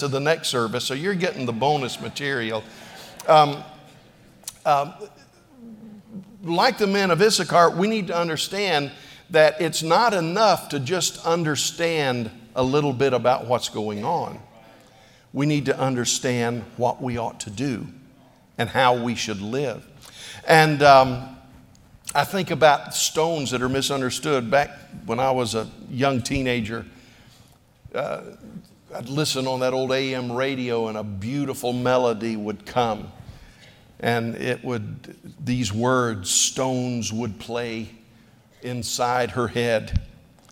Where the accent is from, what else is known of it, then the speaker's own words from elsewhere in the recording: Pensacola, Florida, United States; moved away; I went to my hometown for vacation a few days ago